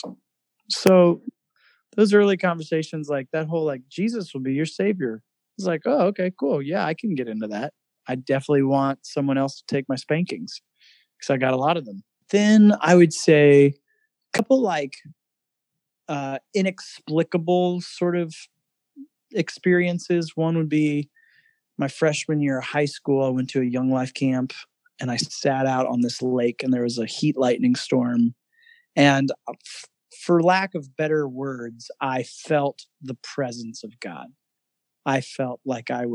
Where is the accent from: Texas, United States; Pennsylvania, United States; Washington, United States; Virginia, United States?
Virginia, United States; Fredericksburg; I grew up in Fredericksburg, Virginia.